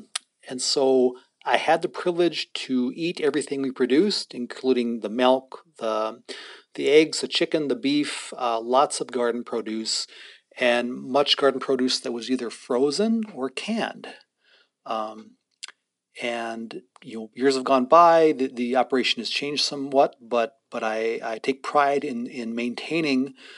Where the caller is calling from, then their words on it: Standing Rock, North Dakota, United States; And so I'm currently speaking from Standing Rock, roughly about an hour 55 minutes away.